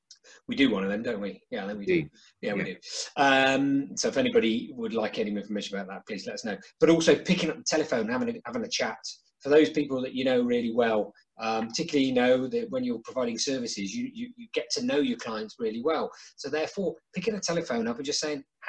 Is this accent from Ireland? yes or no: no; United Kingdom; we're British